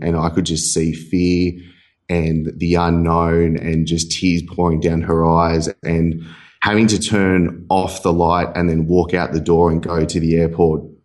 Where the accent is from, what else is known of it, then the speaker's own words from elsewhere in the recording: Sydney, New South Wales, Australia; moved away as an adult; also born or lived in Dubai; now in Bali, Indonesia; I was from Sydney. I moved to Dubai, lived in Dubai for a year and a half